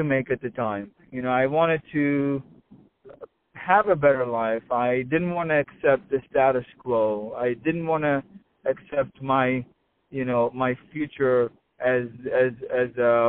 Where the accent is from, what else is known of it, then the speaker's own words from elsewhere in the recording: Israel; I grew up in Israel